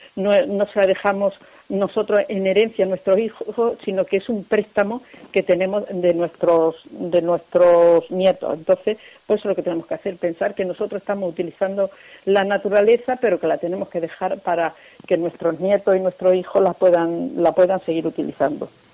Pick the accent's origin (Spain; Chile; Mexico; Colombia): Spain; Sierra de Segura, Andalusia; yo soy de la Sierra de Segura